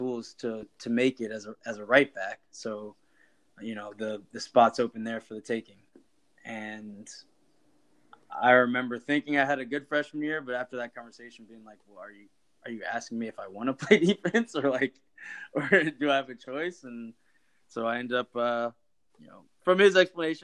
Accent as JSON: {"language": "English", "town": "Duluth", "region": "Georgia", "country": "United States", "tie": "born or raised there", "moved": "as an adult", "said": "I'm a native of Duluth, Georgia. It's a little town about 20 minutes northeast of Atlanta. Grew up there"}